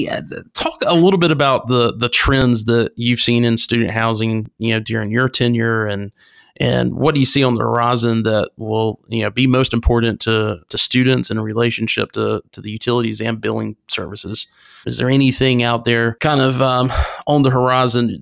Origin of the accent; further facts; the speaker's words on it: North Carolina, United States; my home state of North Carolina